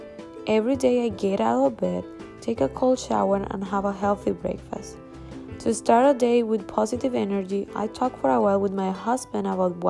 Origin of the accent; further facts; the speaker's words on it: Colombia; English is a second language; now in United States; I'm from Colombia.